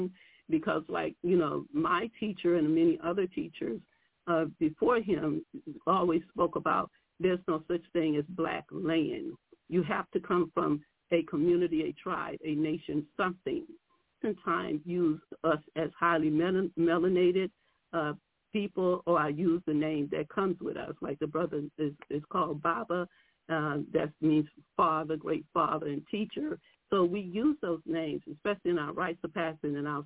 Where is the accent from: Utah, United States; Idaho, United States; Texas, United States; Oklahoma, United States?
Texas, United States; Houston; moved away as an adult; now in Ohio, United States; I'm from Houston, Texas. But like a young brother had said earlier, I no longer live in Texas. I live in Ohio